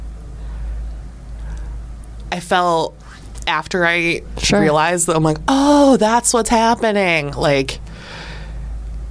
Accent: Rochester, New York, United States; I'm from Western New York, Rochester

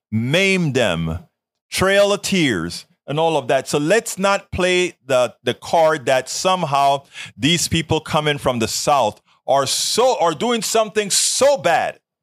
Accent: Colón, Panama; moved away; I'm actually from Colon

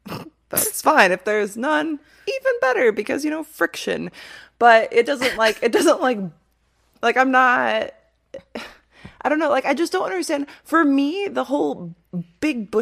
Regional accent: Midwest, United States; I grew up in the Midwest

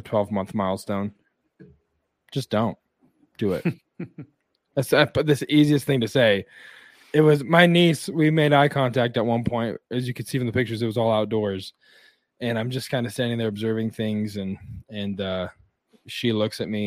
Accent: Wyoming, United States; born or raised there; moved away

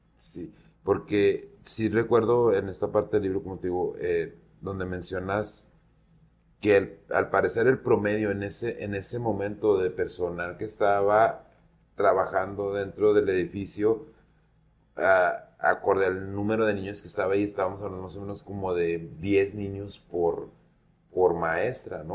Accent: Mexico; soy mexicano

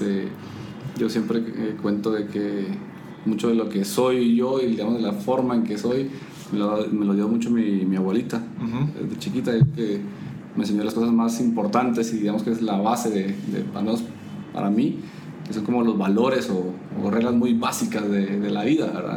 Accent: Puerto Barrios, Izabal, Guatemala; yo nací en, en Izabal, en Puerto Barrios, en Izabal

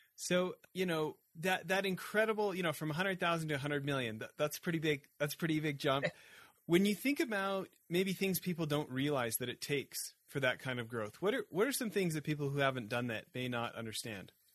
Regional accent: Canada; I grew up in Canada where Tim Hortons is like a religion

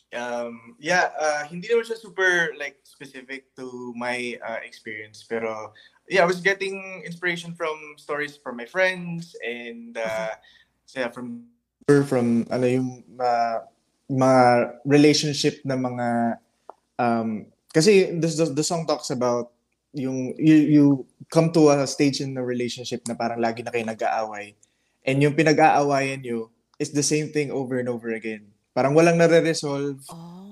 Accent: Butuan, Caraga, Philippines; also born or lived in Cebu; But I really I really grew up in Butuan. So I grew up in Butuan City

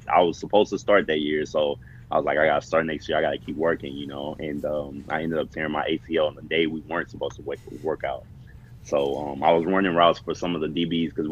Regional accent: Baton Rouge, Louisiana, United States; moved away; also born or lived in Texas; I started off playing in the league in Baton Rouge, which is my hometown

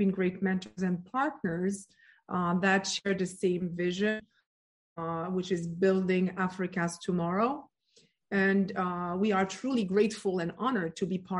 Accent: France; moved away; also born or lived in Morocco / United States; I was born and raised in France

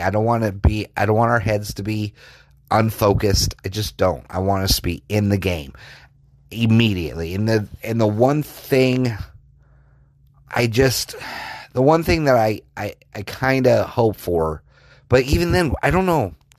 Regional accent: Colorado, United States; I grew up in Colorado

